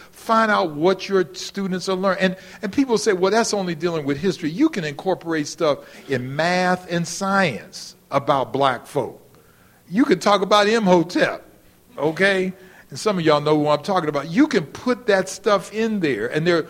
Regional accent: Cleveland, Ohio, United States; moved away; I'm from Cleveland, Ohio

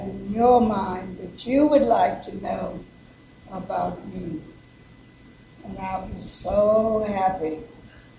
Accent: South Carolina, United States; moved away; also born or lived in Washington, D.C.; I was born in South Carolina

